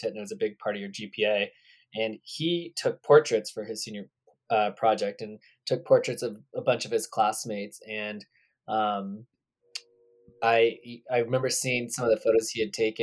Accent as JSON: {"language": "English", "town": "Redding", "region": "California", "country": "United States", "tie": "born or raised there", "said": "I grew up in a town called Redding, California."}